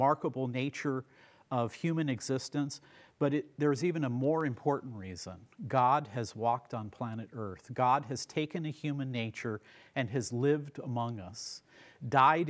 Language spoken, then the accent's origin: English; United States; as an American